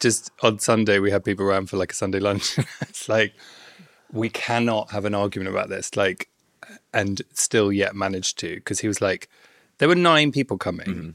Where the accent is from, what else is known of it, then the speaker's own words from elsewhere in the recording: London, United Kingdom; also born or lived in Bournemouth; I grew up in London, then I went down to Bournemouth